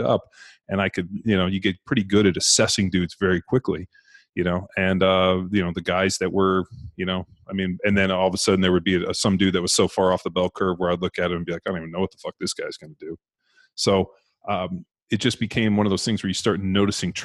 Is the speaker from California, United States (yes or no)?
yes; California, United States; I'm from California